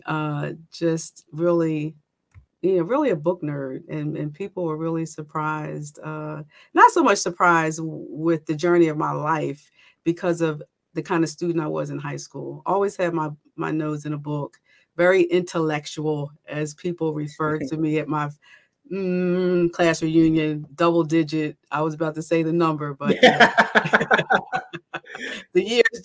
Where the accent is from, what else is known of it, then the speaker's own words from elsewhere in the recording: Philadelphia, Pennsylvania, United States; moved away as an adult; also born or lived in Mount Airy, Philadelphia; now in South Jersey, United States; Born and raised in West Philadelphia